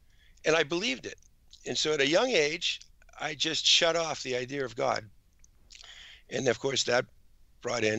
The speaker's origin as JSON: {"language": "English", "region": "Massachusetts", "country": "United States", "tie": "born or raised there", "also_born_or_lived": "Westborough, Massachusetts", "said": "I was raised in Mass"}